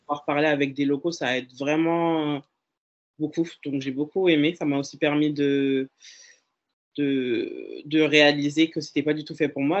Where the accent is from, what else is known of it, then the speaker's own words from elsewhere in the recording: Dijon, Bourgogne-Franche-Comté, France; also born or lived in Dole; j'ai grandi sur Dijon